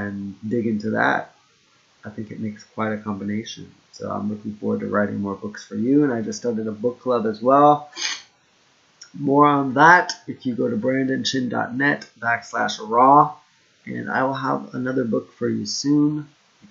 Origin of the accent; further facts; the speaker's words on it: Florida, United States; also born or lived in Hokkaido / Okinawa / Kyushu; now in Japan; I grew up in Florida